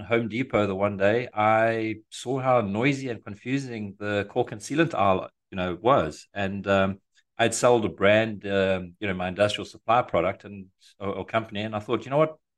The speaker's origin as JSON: {"language": "English", "country": "Eswatini", "also_born_or_lived": "South Africa", "moved": "as an adult", "lives_now": "United States", "said": "I'm originally from Africa, uh, from a tiny little, uh, landlocked country called Swaziland, squashed between South Africa and Mozambique."}